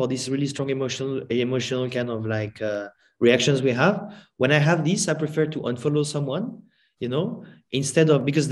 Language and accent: English; France; I'm from France